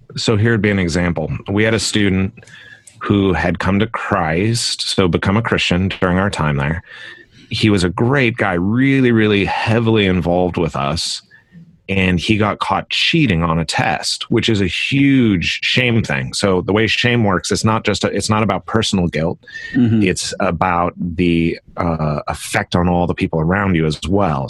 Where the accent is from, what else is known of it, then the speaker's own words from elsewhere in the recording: Concord, California, United States; I grew up in California in the East Bay of San Francisco in a little town called Concord, California